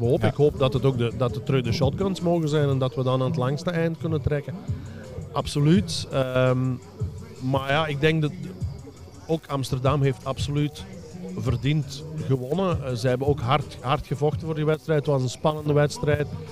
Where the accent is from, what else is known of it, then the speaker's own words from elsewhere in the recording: Belgium; moved away as an adult; also born or lived in Germany; Ik ben tien jaar uit België weg geweest. Eh, en toen ik in 2009 vertrok naar Duitsland